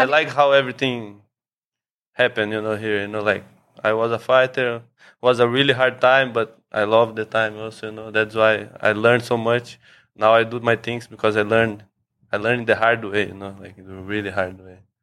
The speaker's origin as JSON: {"language": "English", "region": "São Paulo", "country": "Brazil", "also_born_or_lived": "Thailand", "moved": "as an adult", "lives_now": "Phuket, Thailand", "said": "I'm from Brazil, from São Paulo"}